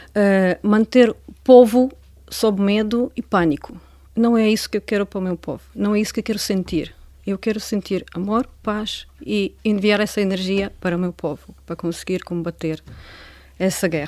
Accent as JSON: {"language": "Portuguese", "country": "Ukraine", "lives_now": "Portugal", "said": "Eu, eu gostava de visitar a minha terra anualmente."}